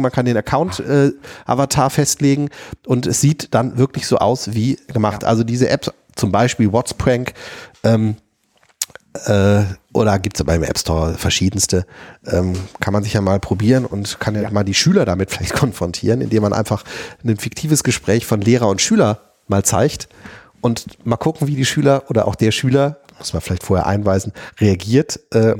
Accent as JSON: {"language": "German", "town": "Wuppertal", "region": "North Rhine-Westphalia", "country": "Germany", "said": "bei uns in Wuppertal"}